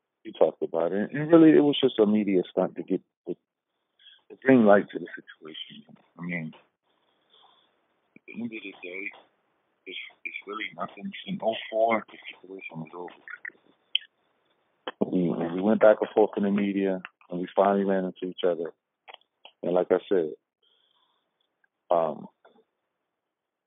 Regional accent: New York, United States; my hometown

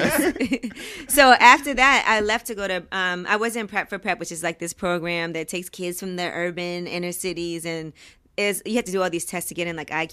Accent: New York City, New York, United States; I grew up in Flatbush, so I went to public school.

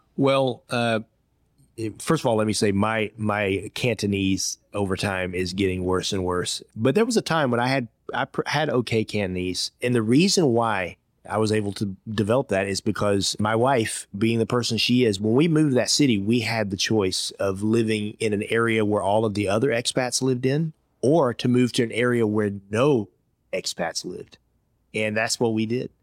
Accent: Georgia, United States; accent: thick Georgia accent; moved away as an adult; also born or lived in Iowa / Hong Kong; My first job as a fifteen-year-old kid growing up in Georgia, I worked in a Chinese restaurant

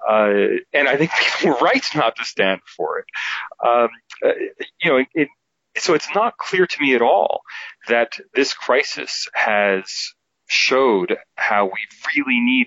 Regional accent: United States; moved away as an adult; now in Sydney, Australia; as an American in America

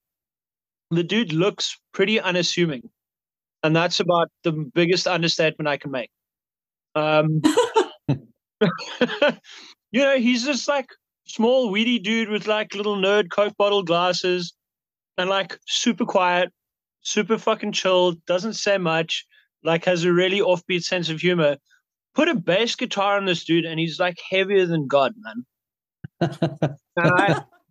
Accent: South Africa; we come from South Africa

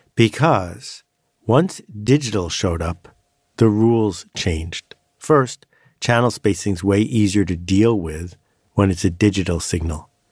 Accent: Buffalo, New York, United States; I grew up in Buffalo, New York

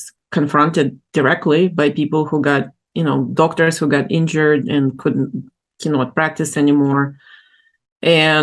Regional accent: Ukraine; moved away as an adult; now in United States; I grew up in Ukraine, in the Soviet Union, then in Ukraine, and then moved to the U.S.

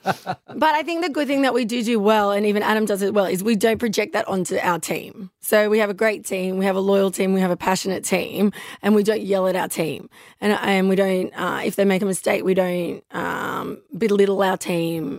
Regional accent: Newcastle, New South Wales, Australia; I grew up in Newcastle

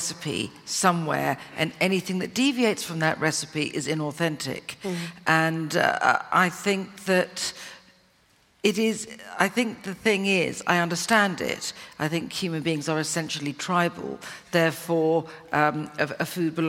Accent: Cornwall, South West England, United Kingdom; I am more Cornish than Devonian

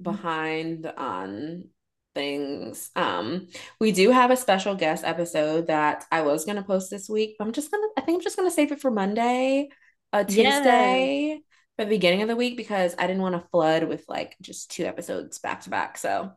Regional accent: Nigeria; Look, Dr. Wendy, I am Nigerian.

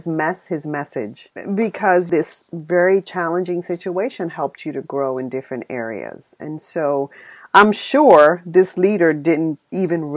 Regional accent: New York City, New York, United States; I'm from the Bronx, too

